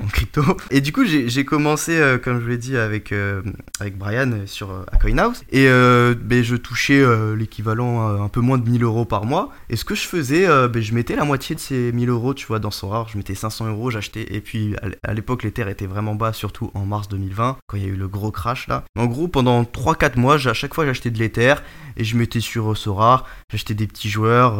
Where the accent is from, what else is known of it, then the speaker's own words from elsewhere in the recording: Breton, Brittany, France; also born or lived in Charente; je suis breton aussi